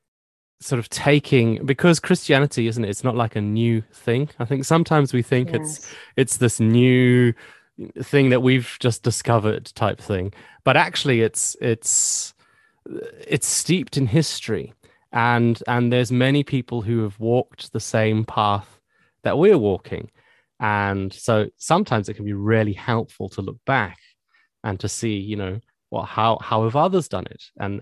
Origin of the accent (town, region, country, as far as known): Zimbabwe; accent: Zimbabwean; now in United Kingdom